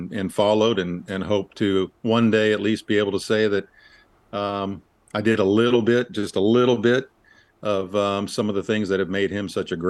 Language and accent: English; Dallas, Texas, United States; He was a television sports broadcaster in Dallas when I was growing up.